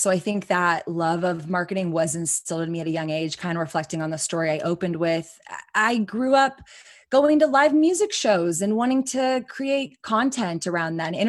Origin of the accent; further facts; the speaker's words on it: Austin, Texas, United States; Born and raised in Austin, Texas. My dad is a first generation immigrant from Iran. My mom is blonde hair, blue eyes, Texan through and through. So we grew up in Austin.